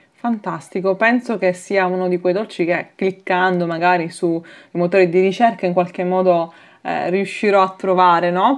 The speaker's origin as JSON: {"language": "Italian", "town": "Palermo", "region": "Sicily", "country": "Italy", "said": "da palermitana"}